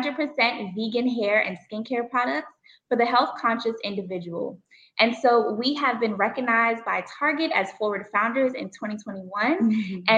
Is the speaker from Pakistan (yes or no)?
no; Bermuda; now in United States; That's where we're originally from. We are island girls, so we're originally from the island of Bermuda.